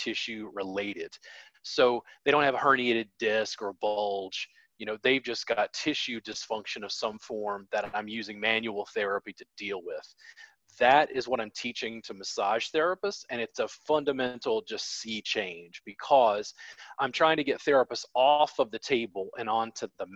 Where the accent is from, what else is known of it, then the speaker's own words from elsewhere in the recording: Baton Rouge, Louisiana, United States; I grew up in Baton Rouge, Louisiana